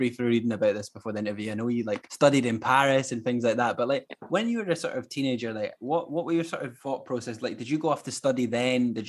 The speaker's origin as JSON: {"language": "English", "region": "Scotland", "country": "United Kingdom", "said": "as a Scottish person, like we have very specific words and dialogue and stuff."}